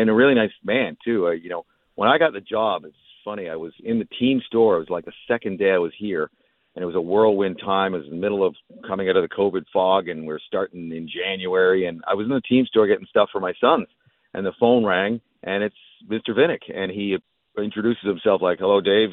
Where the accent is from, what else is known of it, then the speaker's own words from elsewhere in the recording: Vancouver, British Columbia, Canada; now in Tampa, United States; I'm from Vancouver